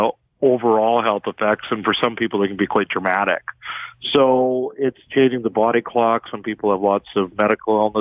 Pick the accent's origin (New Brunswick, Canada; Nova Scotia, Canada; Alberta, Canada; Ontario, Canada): Alberta, Canada; Edmonton; I'm from Edmonton